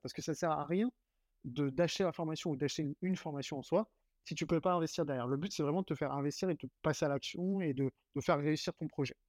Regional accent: Saint-Mandé, Île-de-France, France; moved away as an adult; now in Lyon, France; Je suis, parisien à 100%

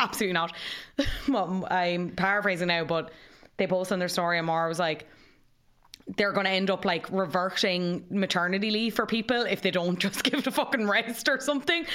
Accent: Cobh, Munster, Ireland; I'm from Cove

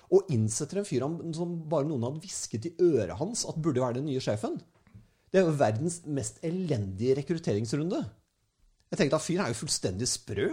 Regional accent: Norway; som en nordmann

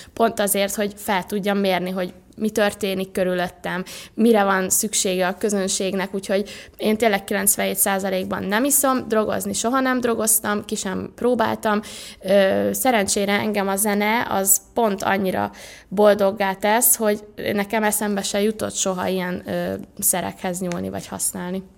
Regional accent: Pécs, Baranya, Hungary; moved away as an adult; now in Budapest, Hungary; felköltöztem Budapestre, mert ugye Pécsen születtem

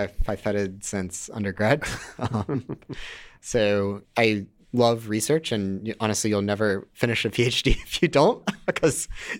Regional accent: Duluth, Georgia, United States; Georgia, but I don't have the accent, as you might have noticed. I listen to too much NPR as a kid. The rest of my family has very thick Southern accents.

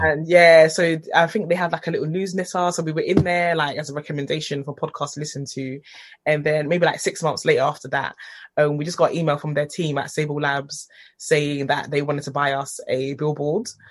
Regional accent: London, United Kingdom; We're both from Hackney

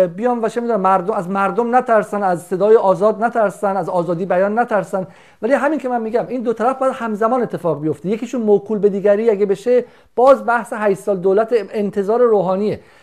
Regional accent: Iran; moved away; حقمه که در وطن خودم باشم

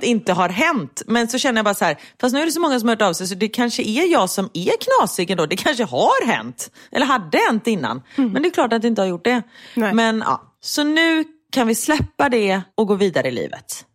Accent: Gothenburg, Västra Götaland, Sweden; både du och jag är ju göteborgare

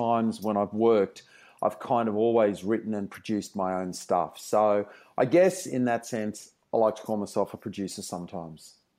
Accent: Brisbane, Queensland, Australia; moved away; I grew up in Brisbane, in the suburbs of Brisbane.

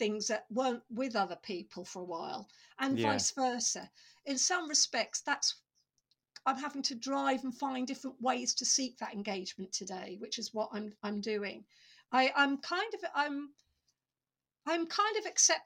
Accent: Norfolk, East of England, United Kingdom; I grew up in Norfolk

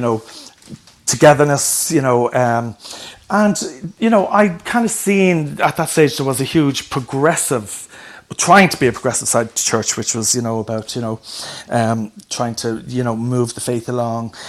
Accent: Dublin, Leinster, Ireland; where I grew up in Ballyfermot

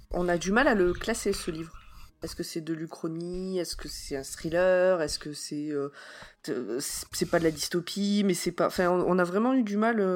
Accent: France; Moi, je suis pas parti me planquer dans un autre pays

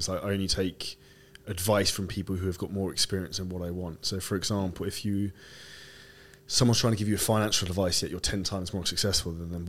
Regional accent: United Kingdom; and I'm British

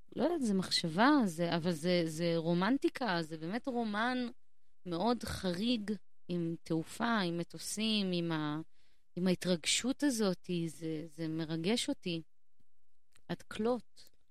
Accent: Haifa, Haifa District, Israel; moved away; also born or lived in Jerusalem; גדלתי בחיפה

